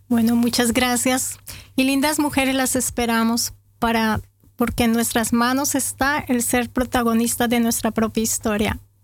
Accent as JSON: {"language": "Spanish", "town": "Bucaramanga", "region": "Santander", "country": "Colombia", "also_born_or_lived": "Bogotá", "moved": "as an adult", "said": "Yo llegué de Bucaramanga a Bogotá cuando tenía 23 años, 22, 22, 23 años, llegué a Bogotá y a empezar de nuevo"}